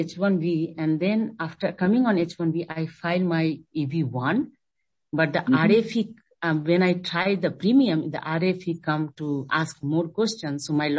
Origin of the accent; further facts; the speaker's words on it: Canada; now in United States; when I was on TN as a Canadian, I filed my NIW